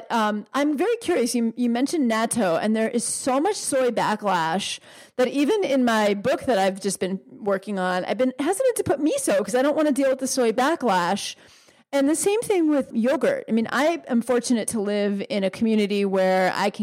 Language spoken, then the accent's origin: English; New York, United States; I grew up in New York